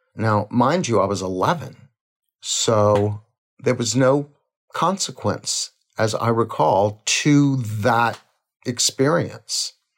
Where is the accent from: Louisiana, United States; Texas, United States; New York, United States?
Louisiana, United States; Crowley; we were born in a little town called Crowley, Louisiana